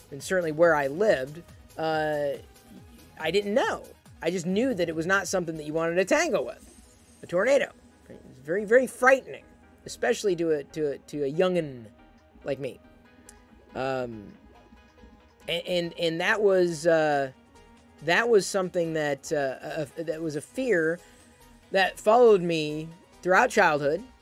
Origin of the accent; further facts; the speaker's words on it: Midwest, United States; moved away; I grew up in the Midwest